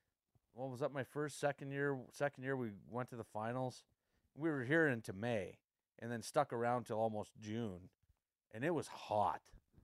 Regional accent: Northern Canada, Canada; When I got down here and we played into May.

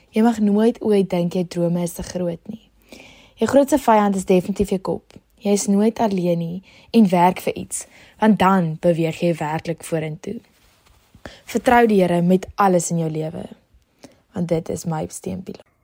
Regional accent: Ceres, Western Cape, South Africa; Ek kom van Ceres af en ek is in Charlie Hofmeyer op skool.

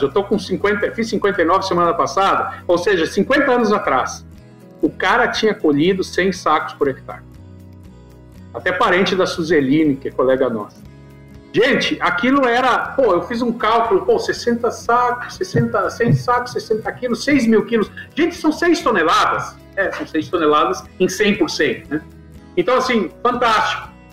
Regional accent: Santa Cruz do Sul, Rio Grande do Sul, Brazil; moved away as an adult; also born or lived in Santa Maria / Goiás; Santa Cruz do Sul, que é a minha cidade natal

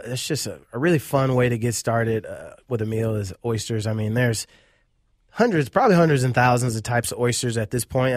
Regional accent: Cleveland, Ohio, United States; moved away as an adult; now in Minneapolis, United States; I was born and raised, uh, in Cleveland, Ohio.

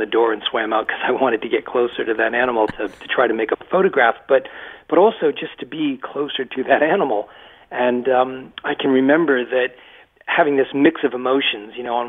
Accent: Massachusetts, United States; I spent my entire life in Massachusetts in a little textile mill town about 35 miles west of Boston

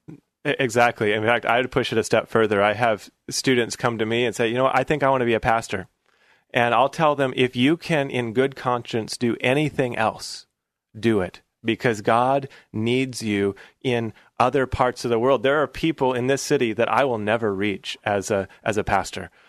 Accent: Portland, Oregon, United States; I grew up right here in Portland. My dad, uh, came, uh, got a job here in Portland when I was about eleven or twelve years old

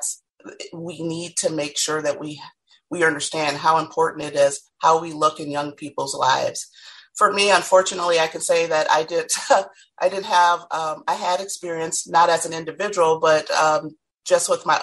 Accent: Minneapolis, Minnesota, United States; As a Black woman and with my experiences growing up in Minneapolis

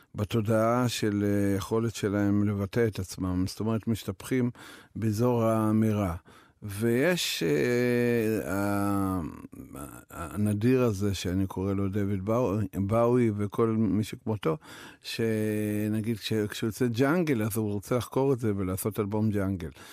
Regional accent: Belarus; Hebrew is a second language; also born or lived in Kiryat (Krayot), Israel; now in Israel; שברוסיה לבנה, שם גדלתי

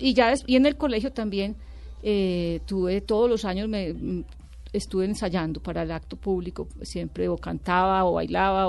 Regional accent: Medellín, Antioquia, Colombia; also born or lived in Sonsón; yo nací en Medellín, pero tuve la influencia de mi abuela y de todo ese mundo sonsoneño

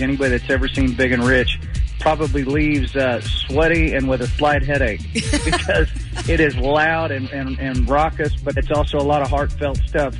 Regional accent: United States; how good you've actually got it as an as an American. You know, as tough as things seem to get sometimes, we're still Americans.

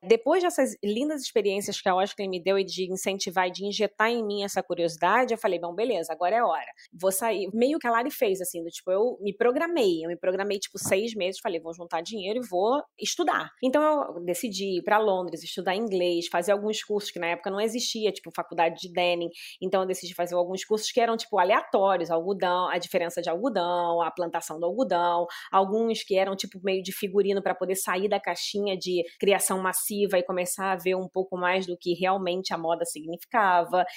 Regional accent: Brazil; moved away as an adult; quando eu saí do Brasil, é, em 2011, eu já tinha trabalhado no Brasil uns nove anos

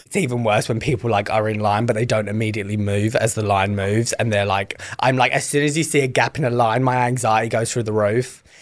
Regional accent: England, United Kingdom; moved away as an adult; now in United States; I'm from England

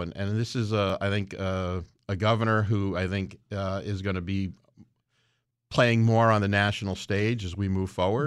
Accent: Stratford, Connecticut, United States; in Stratford, my hometown

